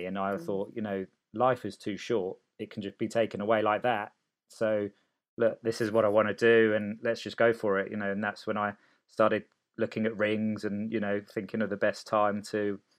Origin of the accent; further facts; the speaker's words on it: Sicily, Italy; born there; So I was born in Sicily. So bit of context, my dad was Sicilian.